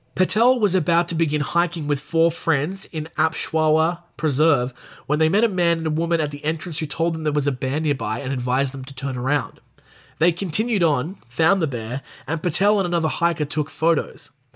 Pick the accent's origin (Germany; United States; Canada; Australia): Australia; I'm an Australian.